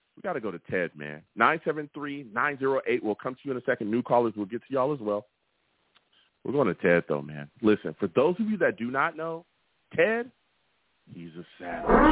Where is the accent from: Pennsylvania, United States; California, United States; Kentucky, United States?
California, United States; Long Beach; I grew up on the West Coast in Long Beach